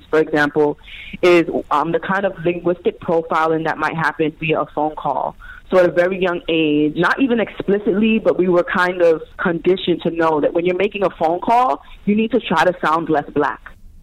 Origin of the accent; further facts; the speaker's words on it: New York City, New York, United States; I was born and raised in Brooklyn, New York